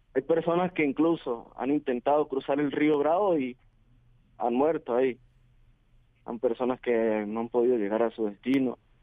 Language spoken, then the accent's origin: Spanish; Venezuela; moved away as an adult; decidí salir de mi país hace aproximadamente tres meses